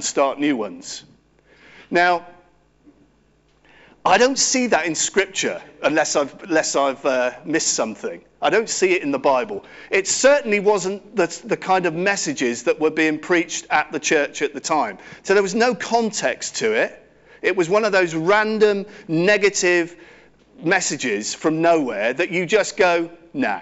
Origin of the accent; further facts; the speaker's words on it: Cirencester, South West England, United Kingdom; I grew up in Cirencester Baptist Church